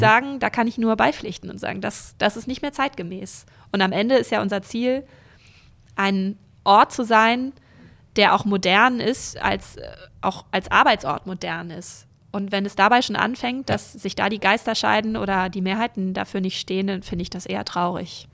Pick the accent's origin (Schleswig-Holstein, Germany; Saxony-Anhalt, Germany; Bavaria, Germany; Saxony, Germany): Schleswig-Holstein, Germany; North Frisia; born or raised there; also born or lived in Rendsburg / Berlin; now in Kiel, Germany